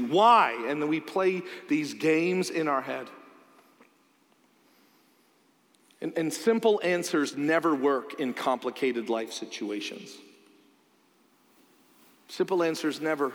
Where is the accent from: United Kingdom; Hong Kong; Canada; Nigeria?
Canada; now in United States; I'm Canadian